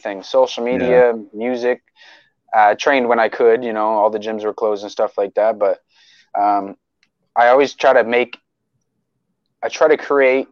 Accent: Oromocto, New Brunswick, Canada; also born or lived in Fredericton; I grew up in Oramucto.

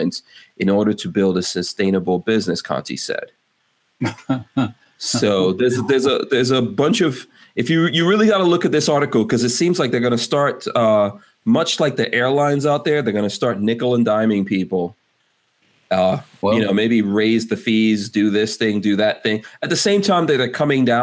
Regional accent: New York City, New York, United States; growing up in Far Rockaway

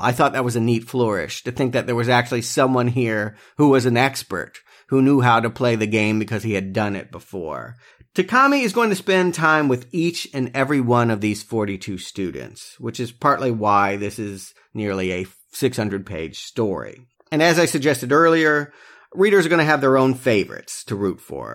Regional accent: United States; the more colorful W W F, W C W stuff that we grew up on here in America.

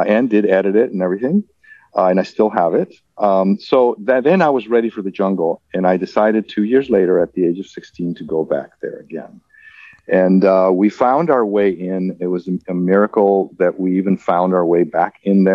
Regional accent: Mexico; also born or lived in Mexico City; I was raised in Mexico

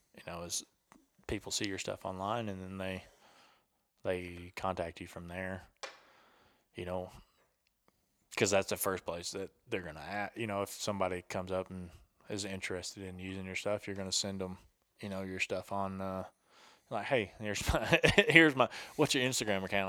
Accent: the South, United States; I'm from the South, and I was in the military for six years

